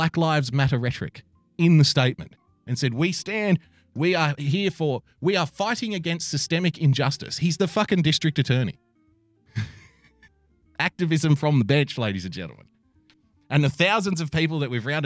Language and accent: English; Australia; I'm an Australian